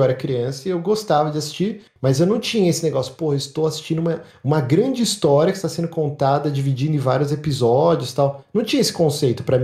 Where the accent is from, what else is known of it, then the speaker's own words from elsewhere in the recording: São Paulo, Brazil; sou da Moca, meu.